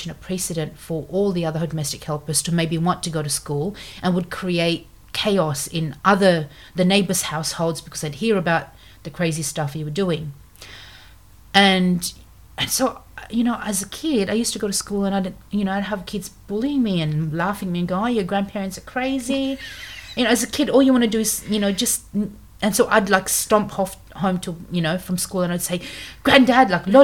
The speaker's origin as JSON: {"language": "English", "country": "Philippines", "second_language": "English", "moved": "yes", "lives_now": "Australia", "said": "English is my fourth language. So in the Philippines, there's 175 dialect groups. So I speak, you know, one of the main ones, other than Tagalog and English"}